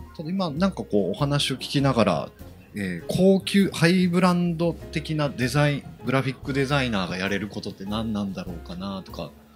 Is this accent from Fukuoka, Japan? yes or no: yes; Kitakyushu, Fukuoka, Japan; 僕、門司港出身なんですけど